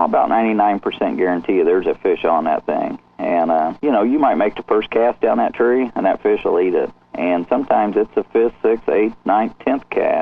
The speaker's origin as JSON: {"language": "English", "region": "Indiana", "country": "United States", "said": "I'm from Indiana here, and we're up here where it's tough"}